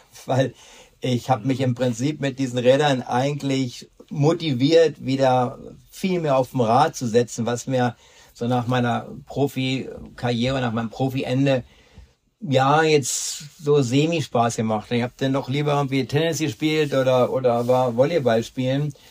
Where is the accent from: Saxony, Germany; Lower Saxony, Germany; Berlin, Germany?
Berlin, Germany; ich komme ja aus Berlin